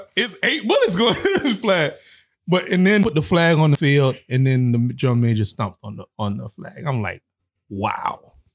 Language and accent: English; South Florida, United States; I'm from South Florida